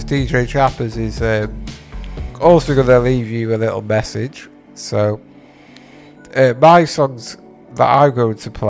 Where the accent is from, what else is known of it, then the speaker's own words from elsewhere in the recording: North Wales, United Kingdom; I've actually moved back to my hometown area. Yeah, so back in North Wales